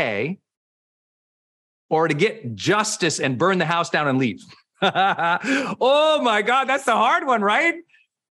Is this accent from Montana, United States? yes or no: yes; Montana, United States; moved away; where I grew up in Montana